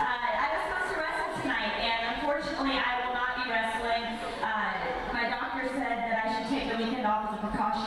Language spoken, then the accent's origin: English; Charlotte, North Carolina, United States; I'm from Charlotte. I'm a Charlotte girl.